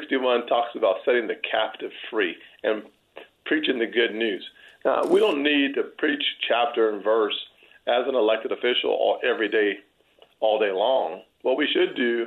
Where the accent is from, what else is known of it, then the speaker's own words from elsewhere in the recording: Deep South, United States; I am from the Deep South